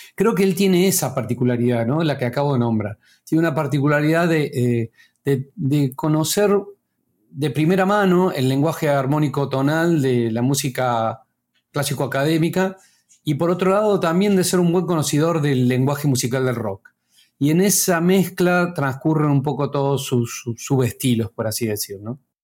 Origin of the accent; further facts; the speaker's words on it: Córdoba, Argentina; moved away as an adult; now in La Plata, Argentina; yo soy cordobés, pero me, mudé acá a La Plata para, estudiar acá en la Facultad de Artes